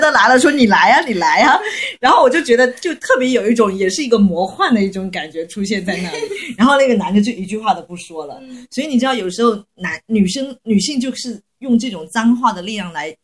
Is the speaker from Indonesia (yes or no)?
no; Guangxi, China; 我是广西人